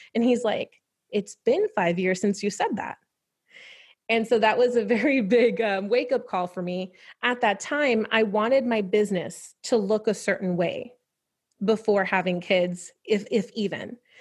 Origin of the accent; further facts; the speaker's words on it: New York, United States; growing up in New York is, um, so I was raised by my grandparents